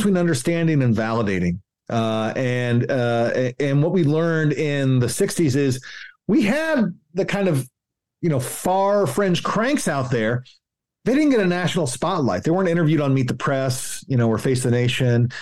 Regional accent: Tennessee, United States; I'm from Tennessee

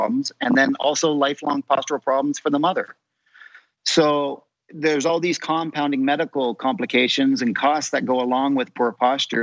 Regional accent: Canada; I'm a Canadian occupational therapist

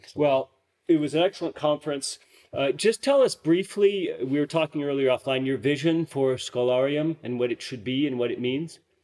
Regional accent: United States; now in Vienna, Austria; as an American

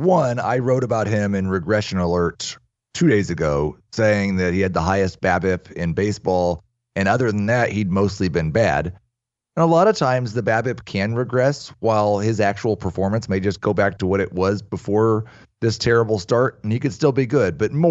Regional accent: Kansas City, Missouri, United States

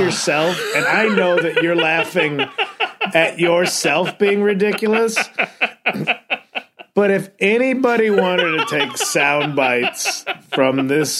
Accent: Charleston, South Carolina, United States; That's my parents funny. Are immigrants, but I grew up in Charleston.

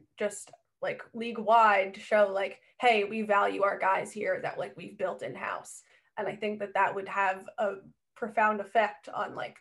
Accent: New Jersey, United States; moved away as an adult; also born or lived in South Carolina; I am from Jersey, grew up a Mets and a Jets fan.

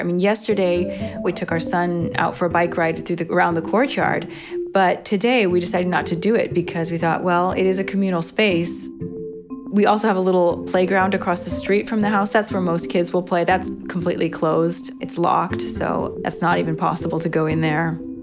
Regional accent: United States; now in Rome, Italy; I'm an American citizen living in Rome, Italy for the past 15 years

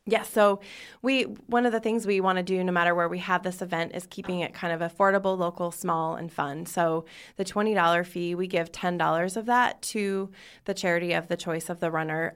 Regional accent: Spokane, Washington, United States; moved away; I grew up in Spokane, Washington

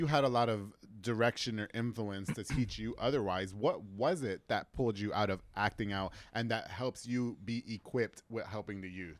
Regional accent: New York, United States; Okay, yeah, I didn't grow up here, so that, yeah. Oh, okay. You know, I'm from New York. We watched 8 Mile, and we all thought we were rappers.

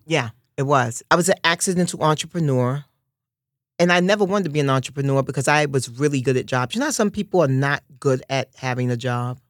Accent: New York City, New York, United States; growing up in Harlem

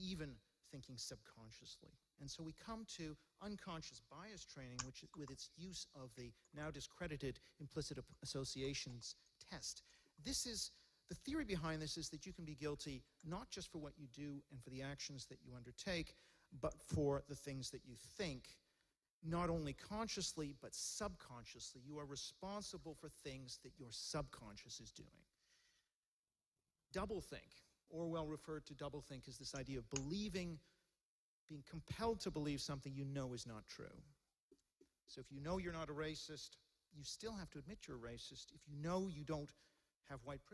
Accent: Hong Kong; now in London, United Kingdom; I was born in Hong Kong

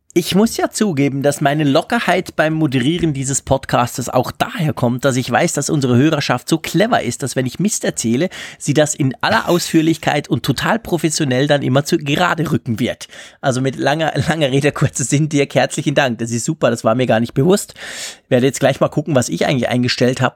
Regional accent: Switzerland

